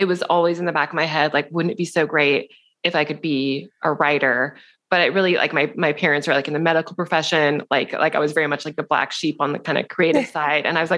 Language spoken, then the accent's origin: English; Seattle, Washington, United States; moved away as an adult; also born or lived in New York City; We're both from Seattle.